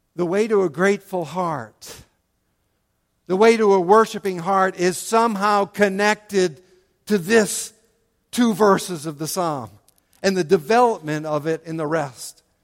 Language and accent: English; United States; as American